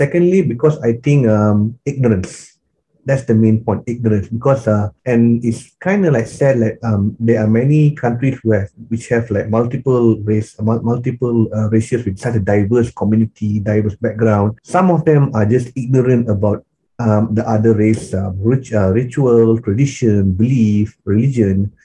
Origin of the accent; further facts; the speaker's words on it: Malaysia; growing up in Malaysia, being an Indian here, we are Indians are minority here